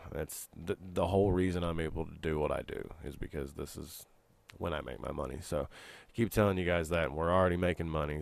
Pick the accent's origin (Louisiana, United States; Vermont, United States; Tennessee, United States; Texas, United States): Tennessee, United States; Knoxville; the beautiful skyline of Knoxville here behind me, the, my hometown